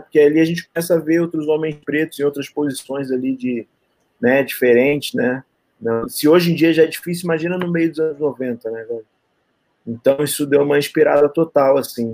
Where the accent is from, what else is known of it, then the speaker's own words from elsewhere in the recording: Rio de Janeiro, Brazil; Sou carioca.